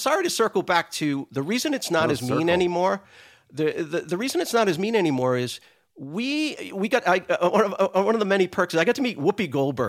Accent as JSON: {"language": "English", "region": "Rhode Island", "country": "United States", "tie": "born or raised there", "said": "So again, drawing back on growing up in Rhode Island."}